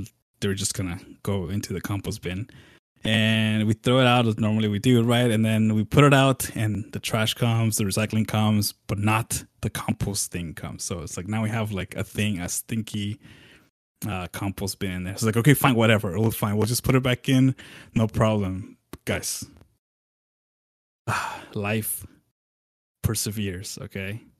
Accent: Southwest, United States; moved away; I come from the Southwest

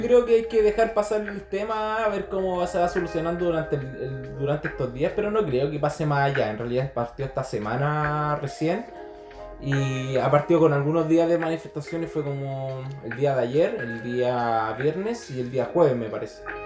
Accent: Chile; nosotros como chilenos

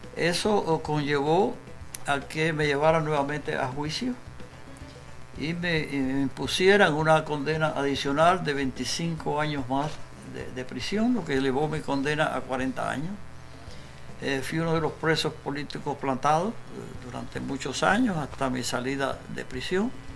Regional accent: Cojímar, Havana, Cuba; moved away as an adult; mis últimos días allí en, en Cojimar, mi pueblo natal

